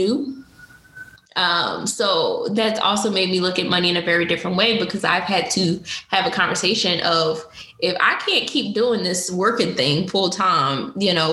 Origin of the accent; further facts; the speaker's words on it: Newark, New Jersey, United States; she's actually from my hometown. She lives in Newark, New Jersey, which is where I was born.